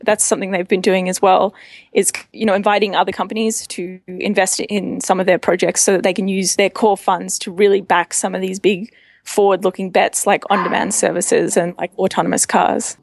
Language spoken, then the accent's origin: English; Australia; accent: Australian; moved away as an adult; also born or lived in Mongolia / Myanmar; I'm Australian. I'm not. You can probably tell that from my accent.